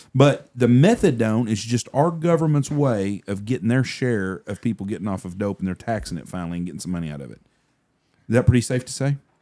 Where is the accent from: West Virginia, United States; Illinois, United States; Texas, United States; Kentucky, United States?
Texas, United States; Wichita Falls; I grew up in Wichita Falls.